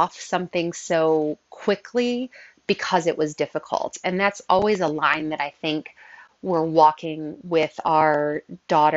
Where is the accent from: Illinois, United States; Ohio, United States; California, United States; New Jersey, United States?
Illinois, United States; Southern; also born or lived in Belleville, Illinois; I grew up in Southern Illinois. I lived in the same town from birth until eighth grade, at which point we moved to Belleville, Illinois